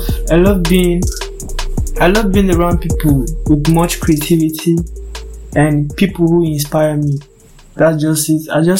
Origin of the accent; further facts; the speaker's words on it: Benue, Nigeria; I'm from Benue State, Nigeria